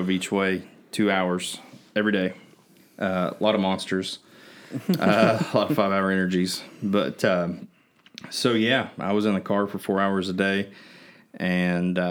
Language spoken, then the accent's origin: English; Cedar Knoll / Cannonsburg Heights, Kentucky, United States; I grew up in Cedar Knoll, like I told you all last week, or Cannonsburg Heights